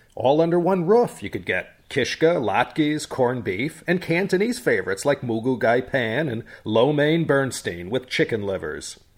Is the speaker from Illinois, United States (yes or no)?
yes; Chicago suburbs, Illinois, United States; moved away; As youngins growing up in the Chicago suburbs